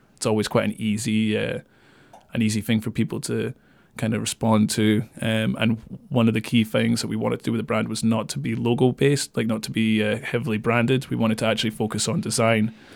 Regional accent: Dundee, Scotland, United Kingdom; moved away as an adult; also born or lived in Kirkcaldy; I was born in Kirkcaldy. I moved to Dundee just before my first birthday, so I grew up in Dundee until I was eighteen and then moved away.

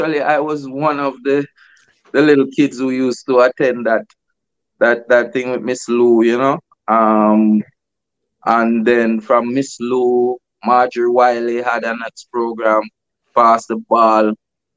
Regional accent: Kingston, Jamaica; I grew up in Kingston most of my life, from Kingston 13

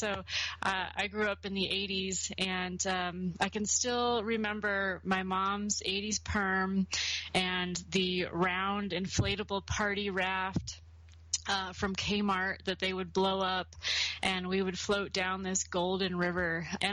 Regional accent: San Diego, California, United States; now in Fort Collins, United States; I grew up in San Diego, California

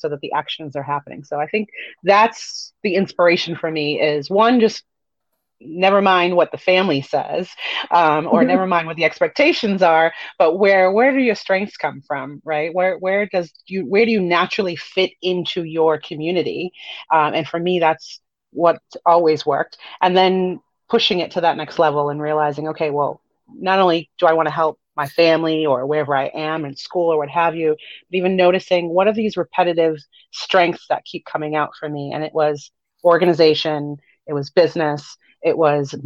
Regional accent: Miami, Florida, United States; also born or lived in Haiti; I'm Haitian American. I was born in Miami

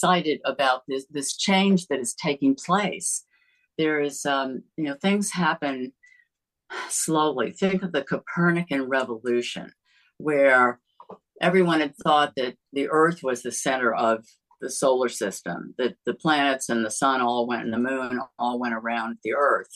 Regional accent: United States; I grew up near Long Island Sound, and salt water is like in my veins.

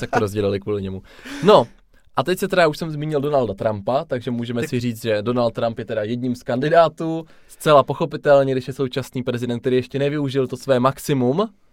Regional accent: Czechia; jsme se nenarodili v USA. Je tomu tak, narodili jsme se v České republice

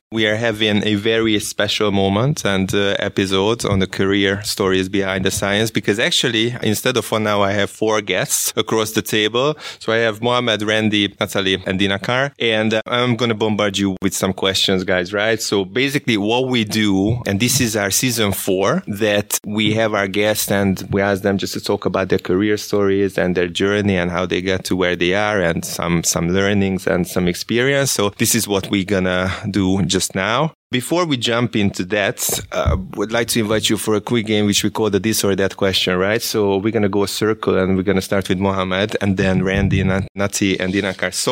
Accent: New York City, New York, United States; moved away as an adult; also born or lived in Kansas; I grew up in Brooklyn, New York, and during that time it was pretty tough

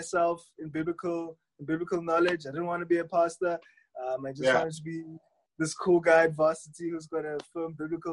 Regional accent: Johannesburg, Gauteng, South Africa; also born or lived in Springs, South Africa; I grew up in Hillbrow

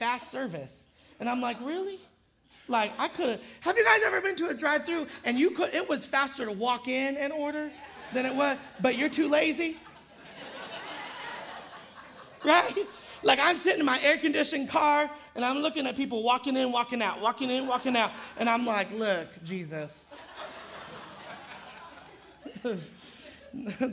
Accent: Modesto, California, United States; now in San Jose, United States; especially living in San Jose. It takes forever to do anything in San Jose. I'm from Modesto

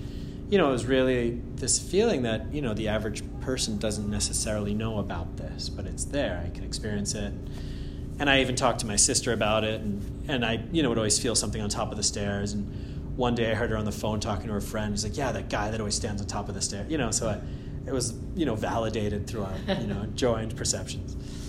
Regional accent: Andover, Massachusetts, United States; I grew up in Andover, actually. And when I was, you know … in Andover on Elm Street, you know, near Merrimack College

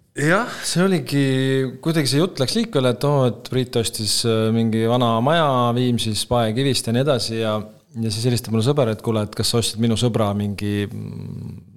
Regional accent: Kuressaare, Saare County, Estonia; moved away as an adult; also born or lived in Tallinn; ma üles kasvasin Kuressaares või Kuressaare ääres

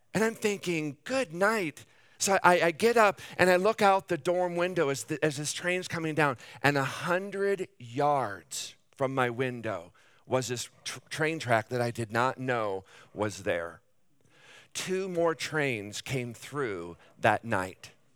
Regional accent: Davenport, Iowa, United States; I was born and raised in Davenport

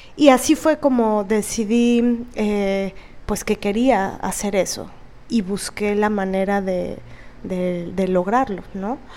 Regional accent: Veracruz, Mexico; moved away; also born or lived in Mexico City; Yo nací en Veracruz, el puerto de Veracruz

